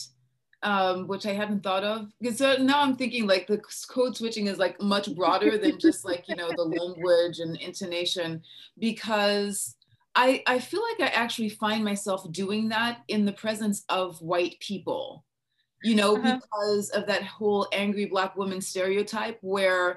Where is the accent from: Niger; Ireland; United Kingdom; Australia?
Niger; first language English; moved away as an adult; also born or lived in Minnesota, United States; now in United States; I was born and raised in West Africa and I went to high school in West Africa